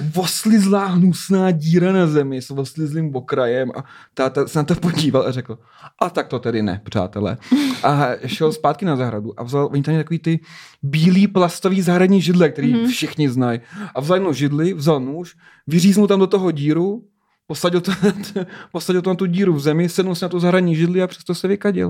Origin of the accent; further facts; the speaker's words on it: Czechia; jsme trochu Němci, ale trochu Slovani